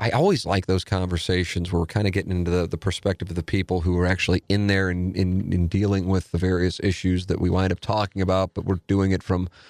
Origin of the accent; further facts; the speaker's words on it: St. Louis, Missouri, United States; as a native St. Louisan, someone who grew up in the city, owns businesses in the city